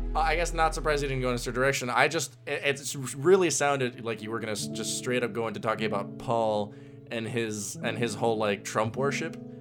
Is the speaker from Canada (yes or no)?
no; Puerto Rico; I'm from Puerto Rico.